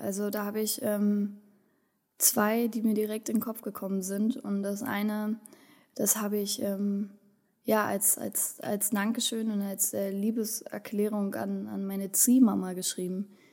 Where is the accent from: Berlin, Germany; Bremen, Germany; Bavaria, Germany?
Berlin, Germany; moved away; also born or lived in Wendland, Lower Saxony; ich bin ähm, in, in Berlin-Kreuzberg äh, groß geworden, in, in, einem besetzten Haus groß geworden